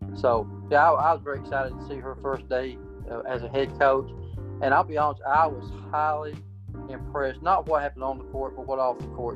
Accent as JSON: {"language": "English", "area": "Pike County", "region": "Kentucky", "country": "United States", "tie": "born or raised there", "said": "I was born and raised in Pike County"}